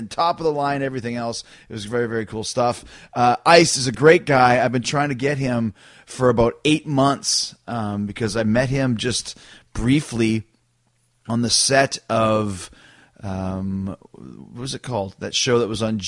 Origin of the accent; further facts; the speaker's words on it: Winnipeg, Manitoba, Canada; growing up in Canada